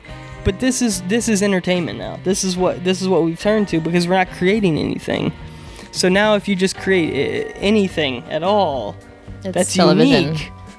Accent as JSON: {"language": "English", "town": "Houston", "region": "Texas", "country": "United States", "tie": "born there", "said": "And it's weird because I grew up, I was born in Houston and my dad was a Marine."}